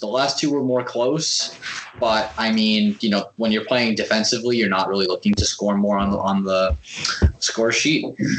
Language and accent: English; Toronto, Ontario, Canada; I'm from Toronto. I know what analytics